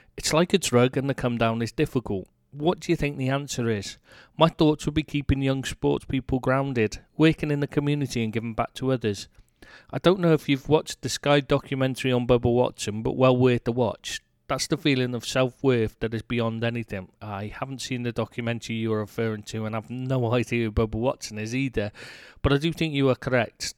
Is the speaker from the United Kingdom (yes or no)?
yes; England, United Kingdom; moved away as an adult; now in France; I am bloody English